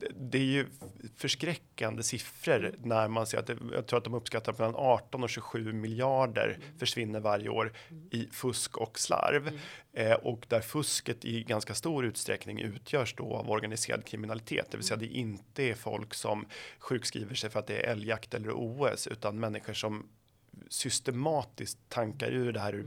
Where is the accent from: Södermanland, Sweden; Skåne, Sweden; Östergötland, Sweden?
Södermanland, Sweden; Flen; jag kommer från Flen i Sörmland